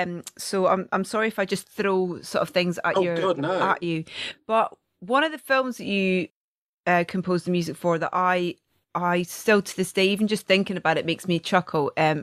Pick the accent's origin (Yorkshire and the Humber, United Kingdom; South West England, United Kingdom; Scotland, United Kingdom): Scotland, United Kingdom; being Scottish